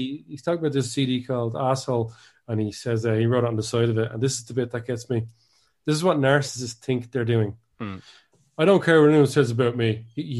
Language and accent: English; Ireland; I'm Irish